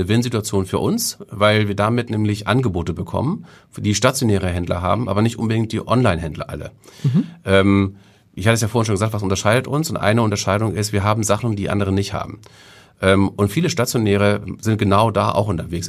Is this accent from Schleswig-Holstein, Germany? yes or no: yes; Kiel, Schleswig-Holstein, Germany; also born or lived in Hamburg; now in Reinbek, Germany; ich bin in Kiel groß geworden, bis ich ähm, in die sechste Klasse kam oder okay. fünfte Klasse kam. Ähm, und ähm, dann, äh, weil mein Vater einen neuen Job bekommen hatte, sind wir nach Oldenburg und Holstein umgezogen